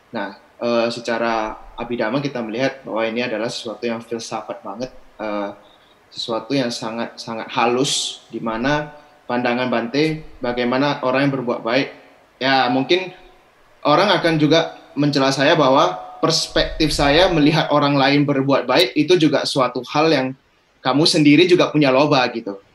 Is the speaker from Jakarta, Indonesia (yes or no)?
no; Medan, North Sumatra, Indonesia; saya berasal dari Medan.